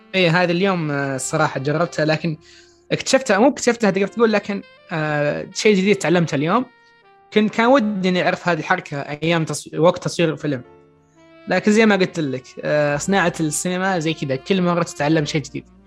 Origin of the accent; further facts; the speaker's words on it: Saudi Arabia; عندنا في السعودية